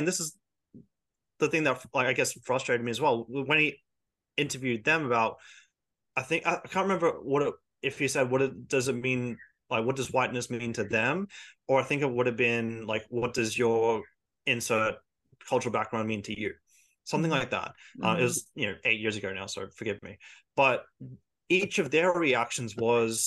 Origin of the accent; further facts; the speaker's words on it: Australia; We do care about our culture, and, you know, we do have a cultural identity, but we don't think of it as white, we think of it as Australian